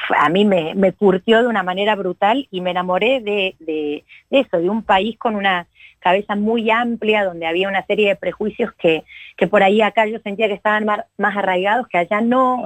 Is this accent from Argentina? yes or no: yes; Córdoba, Argentina; also born or lived in Mendoza, Argentina / Mexico; yo nací en Mendoza, pero ah, en realidad he vivido casi toda mi vida en Córdoba, porque tengo todas mis familias de acá, la mayor parte, así que soy, bueno, me asumo como cordobesa